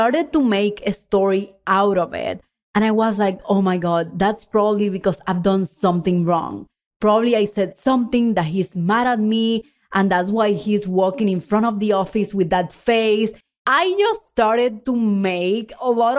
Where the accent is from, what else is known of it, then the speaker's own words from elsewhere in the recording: Puerto Rico; English is a second language; moved away as an adult; also born or lived in Texas; When I moved from Puerto Rico to Texas for my full-time job in the oil and gas industry